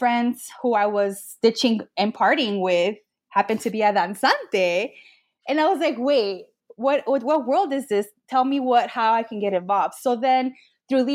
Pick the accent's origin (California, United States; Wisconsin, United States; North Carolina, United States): California, United States; Los Angeles; first language Spanish; English is a second language; I grew up in the Northeast San Fernando Valley in Pacoima